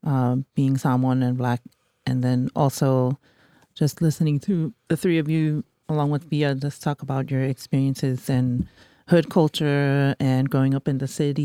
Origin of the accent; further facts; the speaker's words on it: San Bruno, California, United States; I'm from San Bruno, California